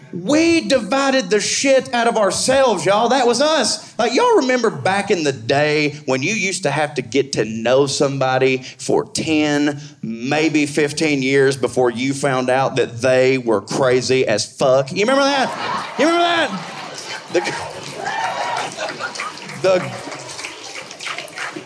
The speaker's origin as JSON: {"language": "English", "region": "the South", "country": "United States", "said": "I'm from the South"}